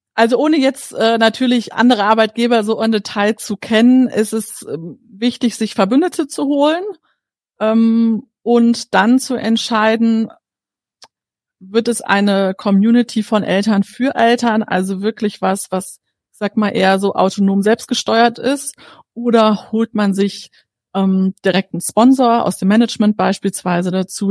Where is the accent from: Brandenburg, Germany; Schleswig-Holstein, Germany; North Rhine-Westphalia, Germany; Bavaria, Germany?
Bavaria, Germany; bei uns in Bayern